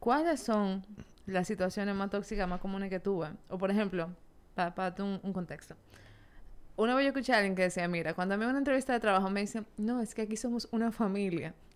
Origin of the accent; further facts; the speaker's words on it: Dominican Republic; en nuestra cultura como dominicana